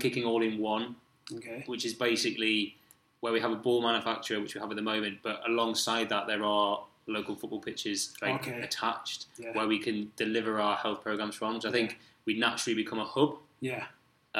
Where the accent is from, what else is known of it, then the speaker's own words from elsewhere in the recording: Newcastle upon Tyne, North East England, United Kingdom; I'm from Newcastle